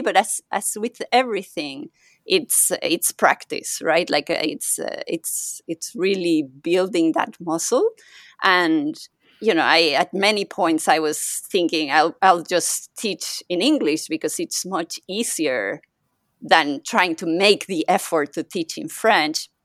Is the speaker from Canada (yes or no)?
no; Mexico; first language Spanish; English is a second language; now in Paris, France; I'm I'm originally think- from Mexico, so my first language is Spanish